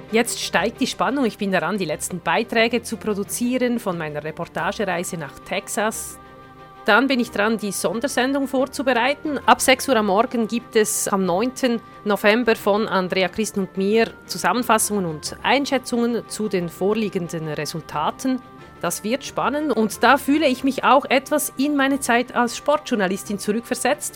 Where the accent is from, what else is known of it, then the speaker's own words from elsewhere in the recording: Switzerland; now in United States; als Schweizerinnen und Schweizer